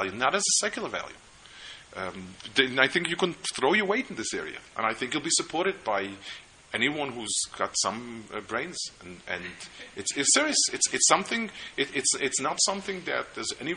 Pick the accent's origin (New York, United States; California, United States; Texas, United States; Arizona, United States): New York, United States; I grew up in New York, but I've done tshuva since then. I'm a VT New Yorker. And I've also found out, to my relief, that people consider the Lower East Side you grew up to be not really New York